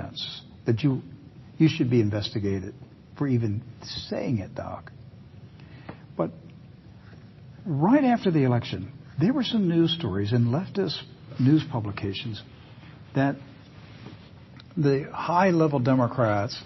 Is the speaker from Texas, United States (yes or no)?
no; Western Maryland, United States; I grew up in Western Maryland.